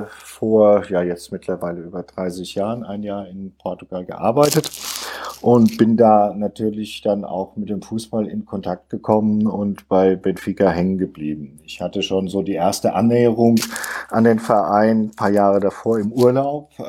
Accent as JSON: {"language": "German", "town": "Offenbach", "region": "Hesse", "country": "Germany", "said": "ich komme aus Offenbach und bin also von Kindesbeinen aus äh, an Kickers-Fan"}